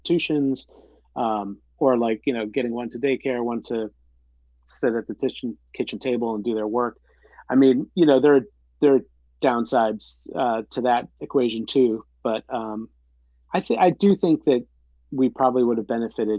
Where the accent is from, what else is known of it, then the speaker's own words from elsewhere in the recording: Central New York, United States; moved away; where I grew up in Central New York